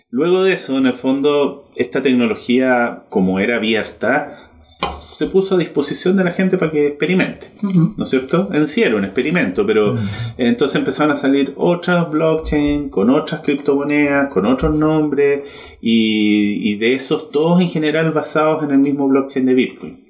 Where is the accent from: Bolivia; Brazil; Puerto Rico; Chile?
Chile; Yo soy chileno 100%